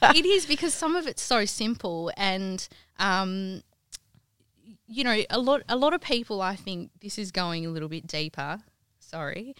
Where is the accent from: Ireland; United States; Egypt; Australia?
Australia; Kalgoorlie, Western Australia; moved away as an adult; now in Perth, Australia; I grew up in the goldfields. Um, my parents had a real estate agency growing up in Kalgoorlie